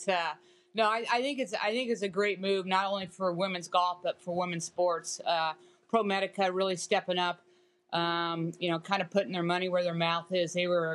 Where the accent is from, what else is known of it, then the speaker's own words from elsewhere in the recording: United States; as an American